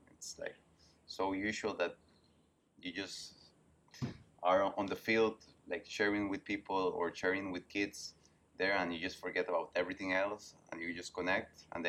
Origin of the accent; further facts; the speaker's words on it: San José, Costa Rica; I grew up 10 minutes away from Central Park of San Jose.